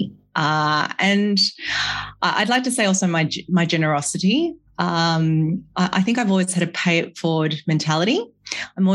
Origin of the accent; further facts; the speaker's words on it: Sydney, New South Wales, Australia; also born or lived in Malaysia / London; I'm a Malaysian-born Chinese who grew up in Sydney, Australia.